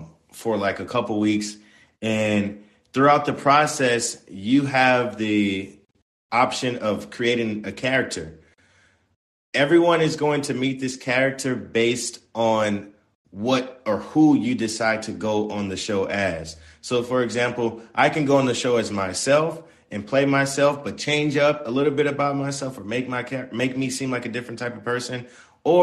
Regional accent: the South, United States; Now I'm from Dirty South. I like me a soul food plate.

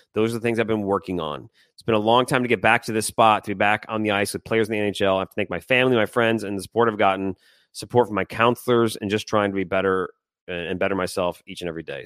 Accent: Detroit, Michigan, United States; now in Seattle, United States; I grew up in Detroit

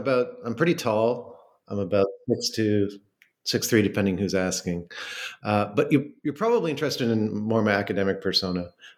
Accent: Toronto, Ontario, Canada; Initially, I'm from Toronto, which is a city in Canada, and I did my bachelor's degree at the University of Toronto

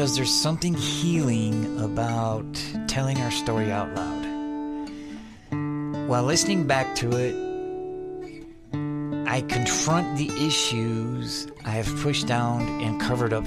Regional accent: Adrian, Michigan, United States; now in Austin, United States; My hometown is Adrian, Michigan

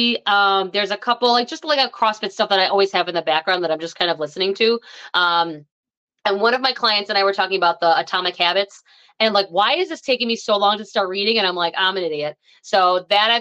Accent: Buffalo, New York, United States; We're from Buffalo

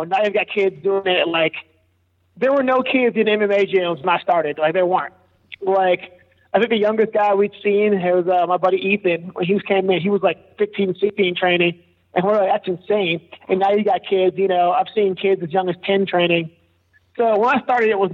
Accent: Cincinnati, Ohio, United States; moved away as an adult; also born or lived in Kentucky / Indiana / Florida / West Coast; now in Las Vegas, United States; Born and raised Cincinnati, Ohio, man. So I grew up out there

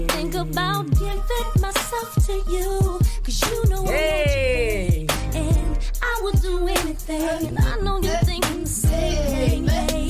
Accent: Toledo, Ohio, United States; Yep, I'm from Toledo, Ohio.

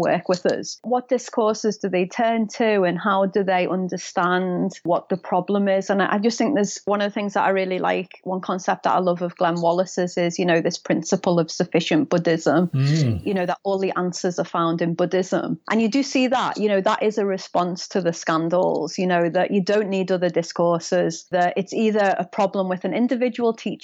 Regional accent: United Kingdom; now in Florida, United States; being a Brit from a working class, you know, family and city

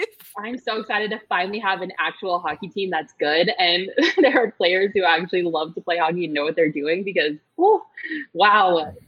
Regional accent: Colorado, United States; also born or lived in Arizona; I lived in Arizona for 5 years, so I'm from Colorado originally, but living away from, you know, my home state for 5 years was an interesting experience

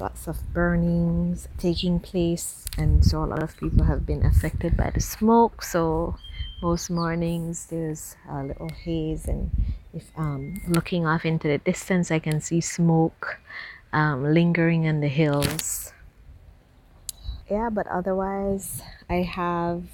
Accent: Belize; I am from Belize, Central America

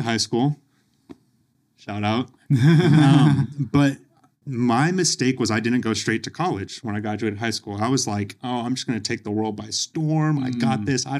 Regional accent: Overland Park, Kansas, United States; I grew up in Overland Park, went to school out there and everything

